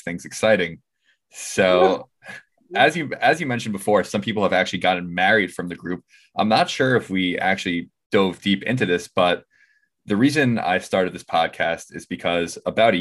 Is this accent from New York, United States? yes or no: yes; Five Towns, New York, United States; I'm also from the Five Towns